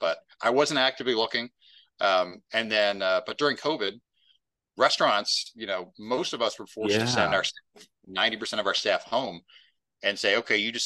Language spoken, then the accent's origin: English; Maryland, United States; I haven't moved very far. Born in this county I'm in now, I'm still here. So I love Maryland